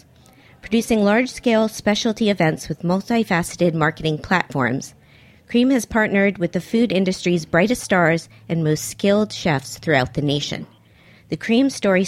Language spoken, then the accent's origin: English; Miami, Florida, United States; now in New York, United States; growing up in Miami myself, my first jobs were working in restaurants